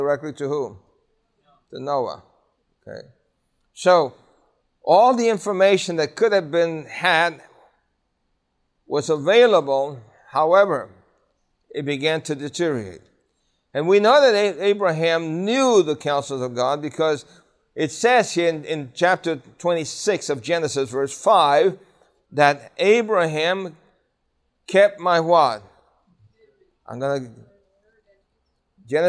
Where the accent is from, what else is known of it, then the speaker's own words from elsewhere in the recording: New York City, New York, United States; I grew up in Brooklyn, New York, in the public school system